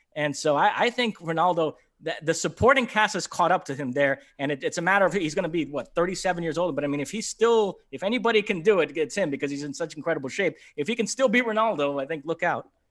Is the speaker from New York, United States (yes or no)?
yes; New York, United States; I grew up in New York listening to that radio station, W F A N